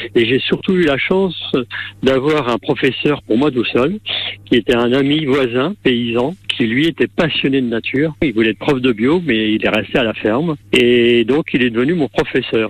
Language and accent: French; La Hague, Normandy, France; je suis issu d'une petite commune de La Hague